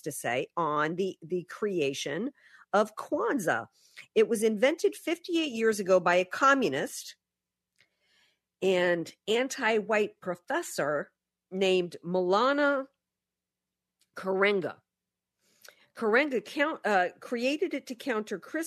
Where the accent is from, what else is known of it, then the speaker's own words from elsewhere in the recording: the South, United States; I'm a Southerner